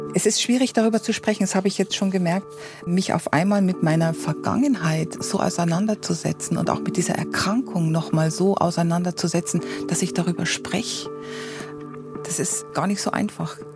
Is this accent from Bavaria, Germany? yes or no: yes; Weiden, Bavaria, Germany; in dieser Stadt, wo ich geboren bin, das ist in der Oberpfalz, in Weiden